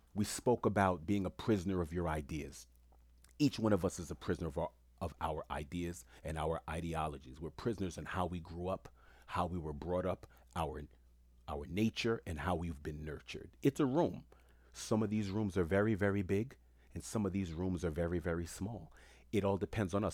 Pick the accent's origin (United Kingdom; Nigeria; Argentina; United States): United States; New York City, New York; Where I grew up in Queens